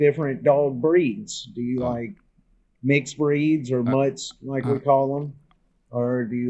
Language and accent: English; South Mississippi, United States; I'm from South Mississippi.